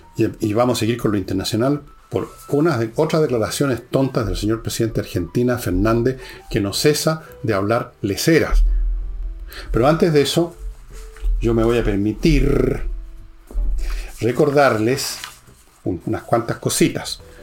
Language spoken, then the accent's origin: Spanish; Chile